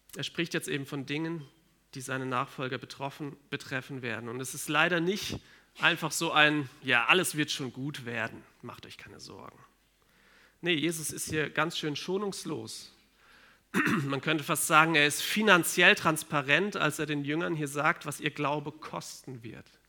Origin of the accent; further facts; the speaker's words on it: Germany; bei uns in Deutschland